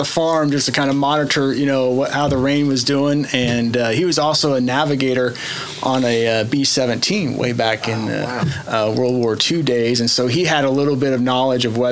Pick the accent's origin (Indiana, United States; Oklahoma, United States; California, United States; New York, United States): Indiana, United States; Dubois; born or raised there; now in Tulsa, United States